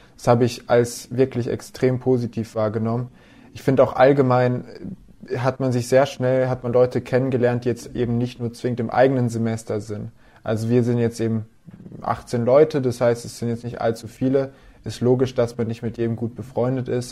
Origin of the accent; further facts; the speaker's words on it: Lörrach, Baden-Württemberg, Germany; moved away as an adult; now in Aalen, Germany; ich komme aus Lörrach ursprünglich, ähm, unten an der Schweizer Grenze